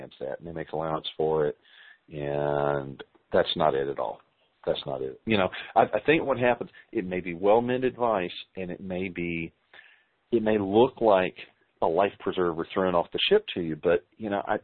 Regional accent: the South, United States; We're from the South

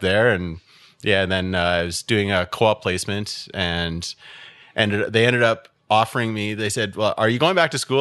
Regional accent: Ottawa, Ontario, Canada; also born or lived in Aylmer; I grew up in Ottawa. I've only ever lived in Ottawa

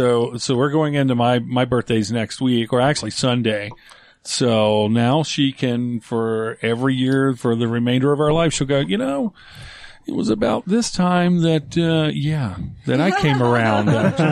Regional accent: North Carolina, United States; I grew up in North Carolina

